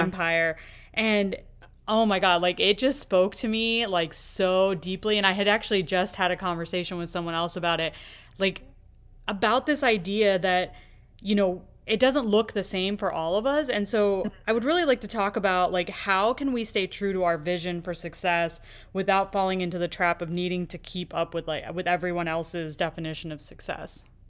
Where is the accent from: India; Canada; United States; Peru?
United States; I've pretty much grown up here in, in the U S